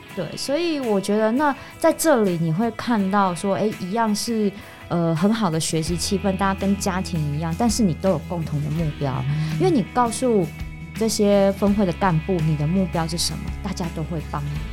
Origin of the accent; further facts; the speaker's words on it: Taiwan; first language Mandarin; 我们是台湾人，我们从小到大都讲国语